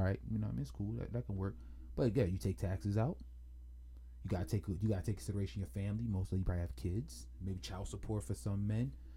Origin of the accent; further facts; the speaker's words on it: Jamaica; being Jamaican, I'm familiar with that culture very, very, very, very, very, very well